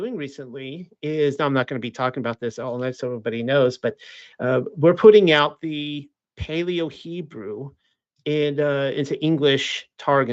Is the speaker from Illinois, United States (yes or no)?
no; South Carolina, United States; moved away; also born or lived in Missouri; I'm from South Carolina